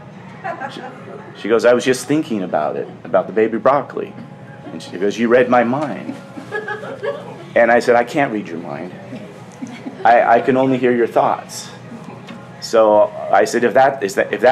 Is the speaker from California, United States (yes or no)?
yes; Sausalito, California, United States; I'm from Sausalito, California